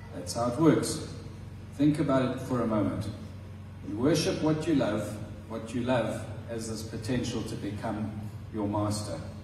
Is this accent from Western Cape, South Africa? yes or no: no; Transkei, Eastern Cape, South Africa; In South Africa, I think in the Xhosa tribe where I grew up in the Transkei, which is no longer the Transkei, it's now the Eastern Cape